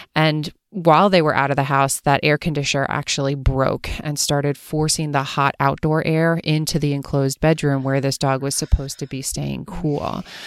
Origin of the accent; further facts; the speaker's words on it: Pennsylvania, United States; now in Los Angeles, United States; growing up in Pennsylvania